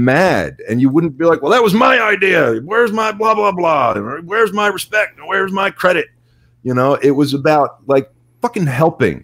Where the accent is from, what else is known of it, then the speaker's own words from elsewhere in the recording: Pittsburgh, Pennsylvania, United States; I grew up in Pittsburgh